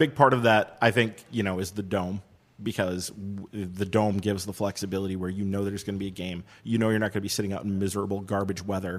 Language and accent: English; Madison, Wisconsin, United States; We're all from the Madison area.